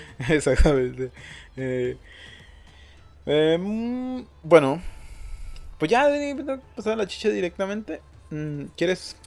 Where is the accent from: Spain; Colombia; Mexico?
Mexico; Mazatlán, Sinaloa; yo soy de Mazatlán